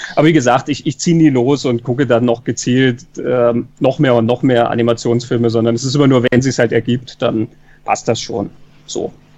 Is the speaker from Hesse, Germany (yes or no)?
yes; Kassel, Hesse, Germany; also born or lived in Munich area, Germany; now in Salzburg, Austria; in Kassel geboren, mich hat es dann aber weit nach Süden verschlagen, äh, Münchner Raum. Und dann hat es mich noch weiter verschlagen, nämlich ins Ausland, nach Salzburg.